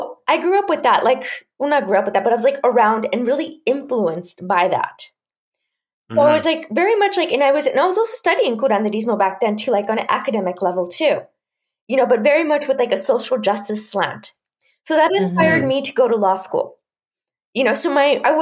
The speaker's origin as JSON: {"language": "English", "region": "Chihuahua", "country": "Mexico", "tie": "born or raised there", "said": "I was growing up in Chihuahua, Mexico, which is the northern part of Mexico"}